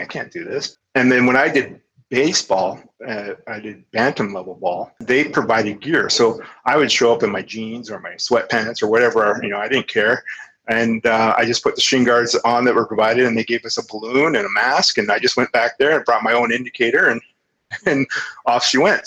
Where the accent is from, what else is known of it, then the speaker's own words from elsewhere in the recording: Kamloops, British Columbia, Canada; Kamloops being my hometown